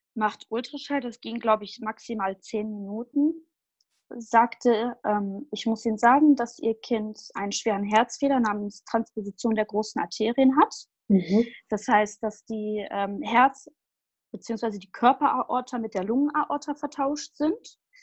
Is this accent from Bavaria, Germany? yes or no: no; Düsseldorf area, North Rhine-Westphalia, Germany; ich komme aus dem Raum Düsseldorf